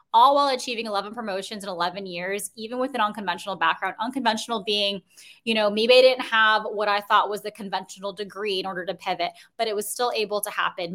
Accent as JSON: {"language": "English", "town": "Chicago", "region": "Illinois", "country": "United States", "moved": "yes", "lives_now": "Brooklyn, New York, United States", "said": "I'm originally from Chicago"}